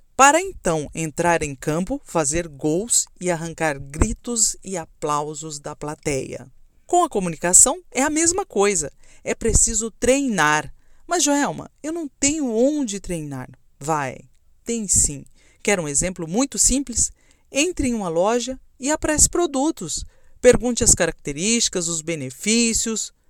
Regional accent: Camapuã, Mato Grosso do Sul, Brazil; Eu nasci em Camapuã, uma cidadezinha de 13 mil habitantes do interior de Mato Grosso do Sul

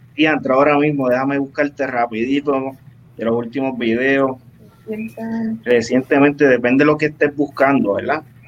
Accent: Ciales, Puerto Rico; de mi pueblo de Ciales

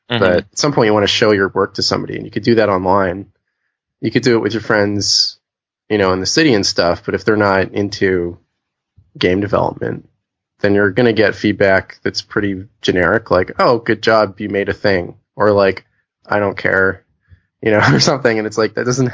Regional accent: Winnipeg, Manitoba, Canada; moved away as an adult; now in Vancouver, Canada; I grew up in Winnipeg

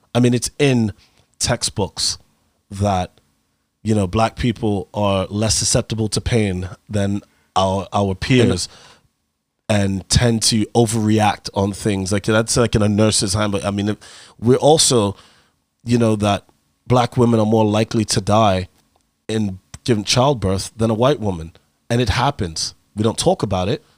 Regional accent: United States; I'm an American

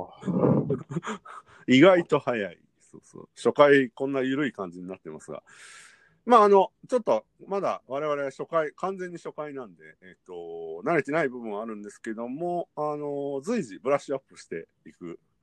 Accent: Kyoto, Japan; moved away as an adult; now in Tokyo, Japan; 関西出身です。私が京都で、

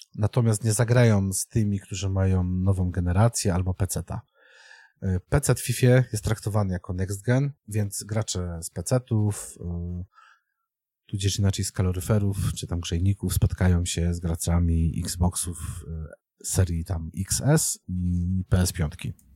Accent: Częstochowa, Silesian Voivodeship, Poland; ja jestem człowiekiem z Częstochowy

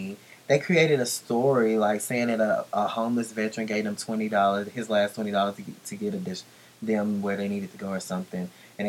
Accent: Baltimore, Maryland, United States; I'm from Baltimore. You know what you needed to do.

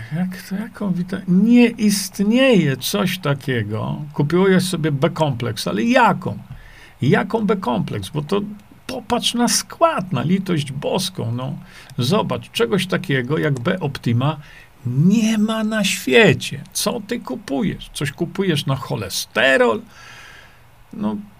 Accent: Świdnik, Lublin Voivodeship, Poland; Tam się wychowałem

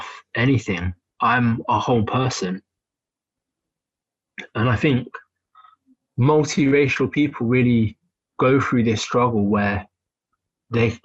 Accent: England, United Kingdom; I've been born and raised in England

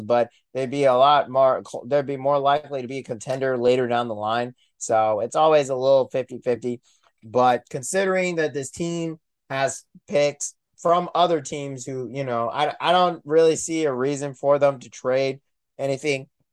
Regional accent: Kansas City, United States; I am from Kansas City.

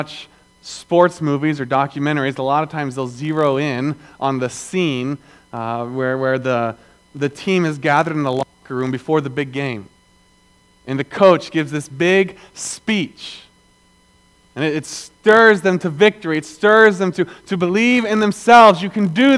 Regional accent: the South, Southern United States, United States; I'm a Southerner

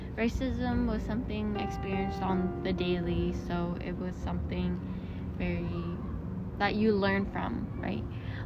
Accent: Washington, District of Columbia, United States; born there; I was born in Washington, D.C. I attended an all-white school, and I also attended an all-Black school.

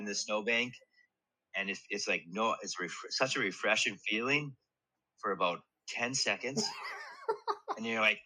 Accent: Upper Michigan, United States; moved away as an adult; now in Sheboygan, United States; I grew up in Upper Michigan

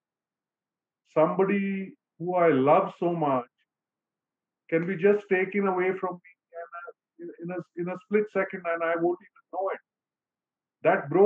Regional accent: Mumbai, Maharashtra, India; I'm from Bombay, India

